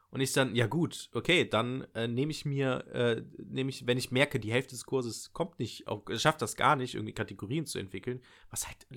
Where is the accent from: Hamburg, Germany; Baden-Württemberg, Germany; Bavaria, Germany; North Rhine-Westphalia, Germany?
North Rhine-Westphalia, Germany; Nettetal; ich komme ich komm ja ursprünglich aus Nettetal und es ist tatsächlich auch, den Raum habe ich auch angegeben, ähm, oder Kreis Viersen, München-Gladbach ist das so.